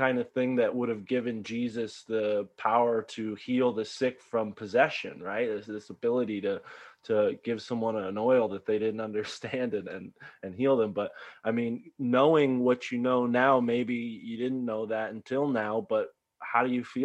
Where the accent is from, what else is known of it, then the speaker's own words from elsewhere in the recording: Connecticut, United States; growing up in Connecticut, Catholic of upraising